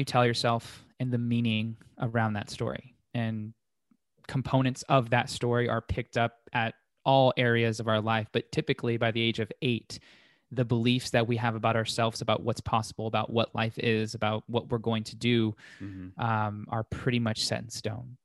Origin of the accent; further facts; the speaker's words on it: Las Vegas, Nevada, United States; grew up in Las Vegas, still here